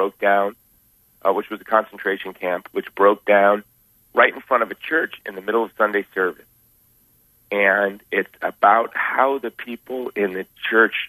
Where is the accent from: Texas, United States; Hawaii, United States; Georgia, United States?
Hawaii, United States; Honolulu; I'm from Hawaii. I'm from the island of Oahu in Honolulu.